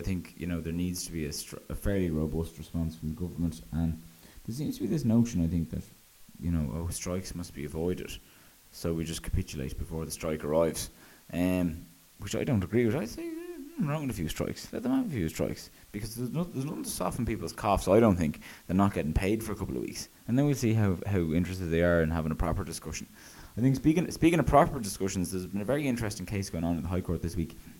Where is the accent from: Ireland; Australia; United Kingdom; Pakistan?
Ireland